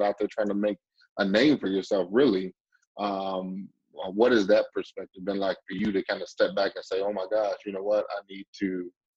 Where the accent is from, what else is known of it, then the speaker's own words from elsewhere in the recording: Chicago, Illinois, United States; moved away; I'm originally from Chicago